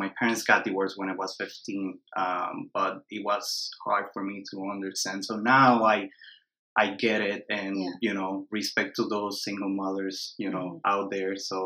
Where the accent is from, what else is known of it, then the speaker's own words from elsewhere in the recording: Puerto Rico; moved away as an adult; also born or lived in East Coast, United States; So I'm born and raised in Puerto Rico. So I grew up in the island